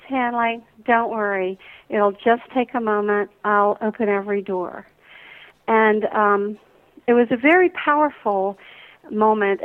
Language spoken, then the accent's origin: English; Atlanta, Georgia, United States; growing up in the Deep South here in Atlanta